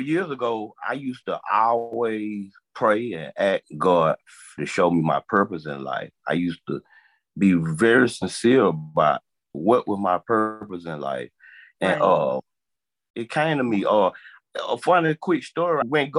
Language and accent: English; Macon, Georgia, United States; I'm 42. I'm from Macon, Georgia.